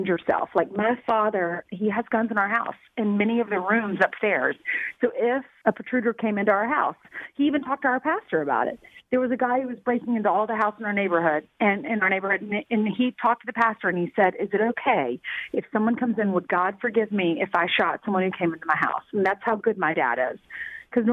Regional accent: the South, United States; I grew up in the South

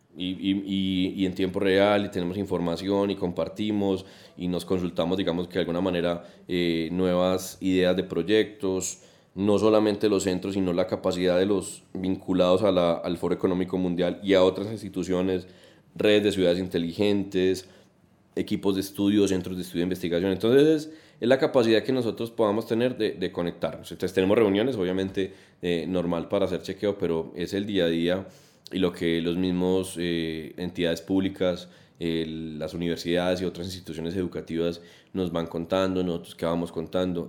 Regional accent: Colombia; como colombianos

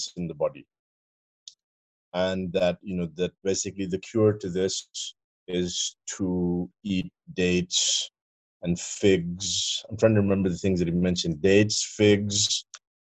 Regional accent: Pakistan; I'm Pakistani

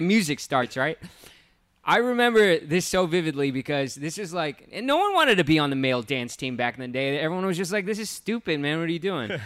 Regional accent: Hacienda Heights, California, United States; grew up in Hacienda Heights

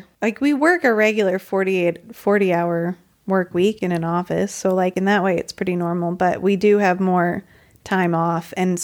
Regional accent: United States; moved away

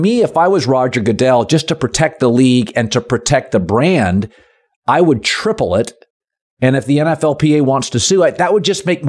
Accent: Seattle, Washington, United States; So Bill Russell, I grew up in Seattle.

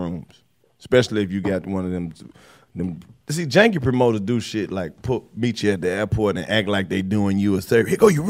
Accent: the South, United States; Now, see, I'm from the South where I said racism was prevalent.

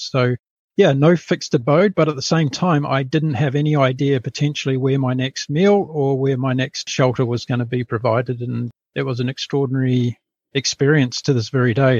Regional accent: New Zealand; now in Brisbane, Australia; I'm a New Zealander, a very proud Kiwi, and I left, uh, yeah, I essentially left New Zealand when I was pretty

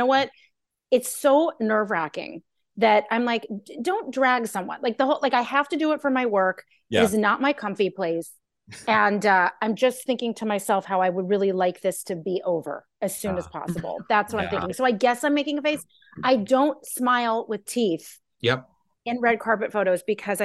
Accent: Los Angeles, California, United States; born and raised

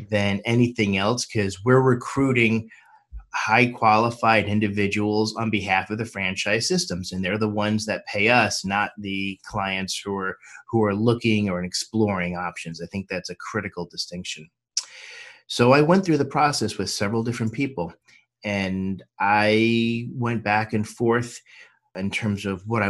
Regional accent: New York, United States; also born or lived in Miami / Washington, D.C.; now in Los Angeles, United States; I was born and raised in New York, but I've also lived in Miami and Washington, D.C., but I call Los Angeles home

